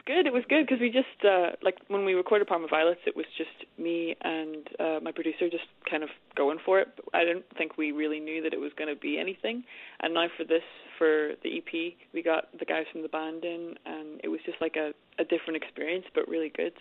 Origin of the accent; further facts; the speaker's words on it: Armagh, Northern Ireland, United Kingdom; I'm from Armagh.